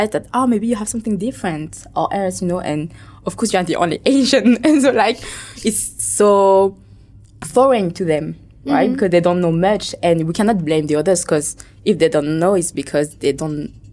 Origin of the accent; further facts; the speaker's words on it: France; accent: French; first language Vietnamese; English is a second language; now in Ho Chi Minh City, Vietnam; I was born and raised in France and bathed in a Vietnamese culture. And so my first real language was Vietnamese, even I was in France.